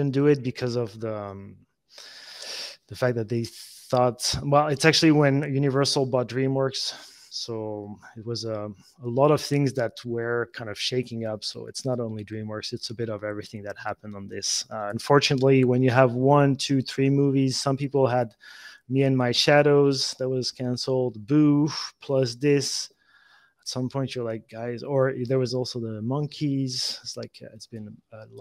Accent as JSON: {"language": "English", "country": "France", "also_born_or_lived": "United States", "moved": "as an adult", "lives_now": "Camargue, France", "said": "I just wanted to come back to France to, even for my kids there, they were 8 and 5 year old. I wanted to see them, to grow up in France"}